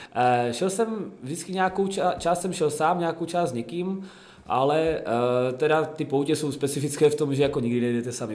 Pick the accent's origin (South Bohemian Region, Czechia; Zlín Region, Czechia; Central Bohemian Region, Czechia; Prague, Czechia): Zlín Region, Czechia; Zlín; jsem ze Zlína, tak tady ve Zlíně trénu